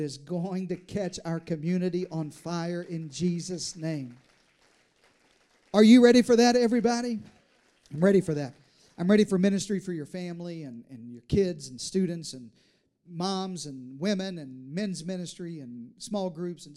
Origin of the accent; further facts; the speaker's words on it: Deep South, United States; now in Texas, United States; I was raised in the South, in the Deep South